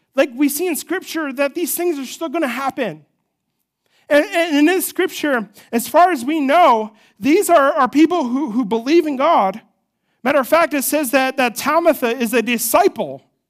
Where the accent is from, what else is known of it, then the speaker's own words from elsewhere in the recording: New Jersey, United States; moved away; I'm from New Jersey.